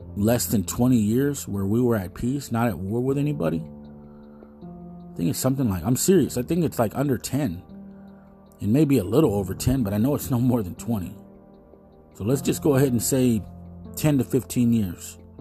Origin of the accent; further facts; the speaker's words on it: United States; We're American